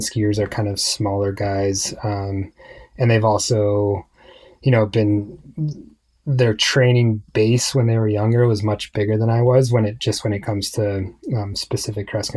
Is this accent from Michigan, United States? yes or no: no; Aspen, Colorado, United States; growing up in Aspen